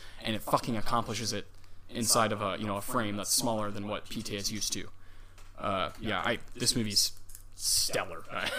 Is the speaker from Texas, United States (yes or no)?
yes; Texas, United States; born or raised there